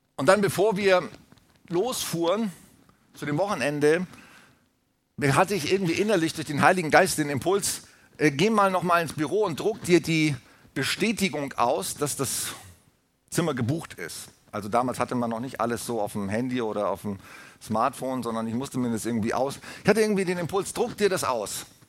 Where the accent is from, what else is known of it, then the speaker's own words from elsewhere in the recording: Germany; wir als Deutsche